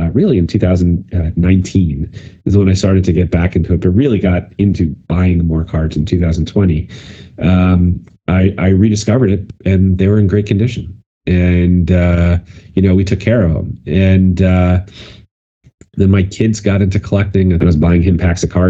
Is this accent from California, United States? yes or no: no; White Plains, New York, United States; I lived in White Plains as I grew up